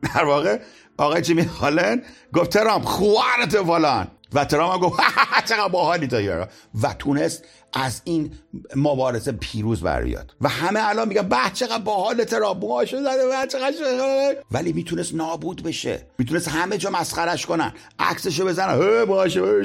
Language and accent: Persian; Isfahan, Iran; born or raised there